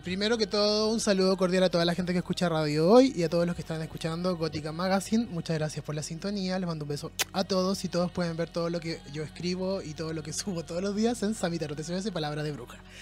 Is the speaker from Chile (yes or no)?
yes; Chile; Nosotros como chilenos formamos parte de una cultura sumamente violenta